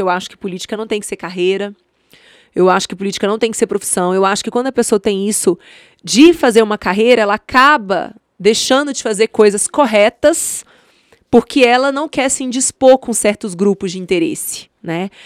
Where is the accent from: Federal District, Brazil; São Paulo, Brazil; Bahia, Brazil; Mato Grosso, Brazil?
Federal District, Brazil; Brasília; also born or lived in Patos de Minas, Minas Gerais; Sou mineira de Patos de Minas, minha família veio para cá, se instalou na Ceilândia, então eu passei minha infância na Ceilândia, eu passei minha adolescência no Areal